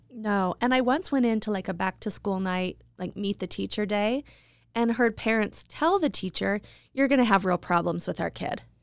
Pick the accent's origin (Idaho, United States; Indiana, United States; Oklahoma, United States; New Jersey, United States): Idaho, United States; Idaho Falls; moved away; also born or lived in New York City; when I moved to New York, I was from Idaho Falls